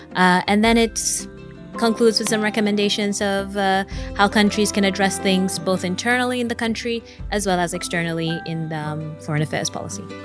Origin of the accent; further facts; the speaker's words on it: Seychelles; I'm from the Seychelles